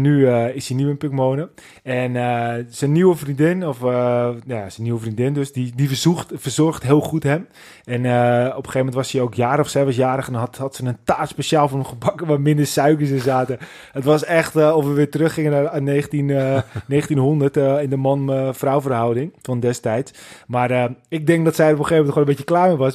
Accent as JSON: {"language": "Dutch", "country": "Netherlands", "said": "wij als Nederlanders"}